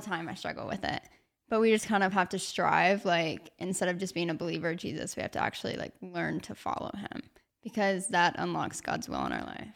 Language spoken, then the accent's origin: English; Arkansas, United States; moved away as an adult; now in Georgia, United States; I just decided to stay in my hometown. I was like, okay, I'll do, like, two years at Arkansas Tech